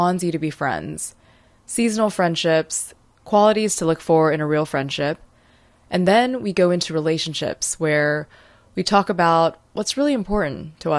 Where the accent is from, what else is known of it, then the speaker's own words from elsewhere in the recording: North Carolina, United States; I mean, even like, I came from North Carolina, so, and I figure skated there. I actually didn't know anyone who figure skated here.